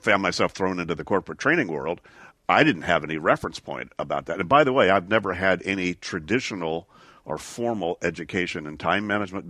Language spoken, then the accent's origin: English; Shreveport, Louisiana, United States; moved away as an adult; also born or lived in East Texas, United States; Well, I grew up first in East Texas for my first 6 years, and then Shreveport, Louisiana, until I went to college in Sarasota, Florida